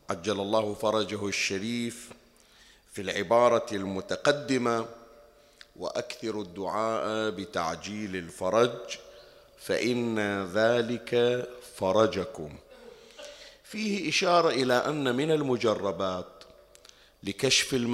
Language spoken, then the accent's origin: Arabic; Bahrain; تعرف أنها القصة وين جرت عندنا بالبحرين وأنها كانت من قرون مضت وكان هناك تهديد لشيعة البحرين من خطر طائفي